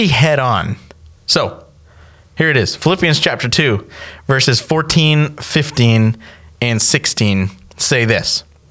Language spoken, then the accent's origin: English; Canada; now in United States; I'm from Canada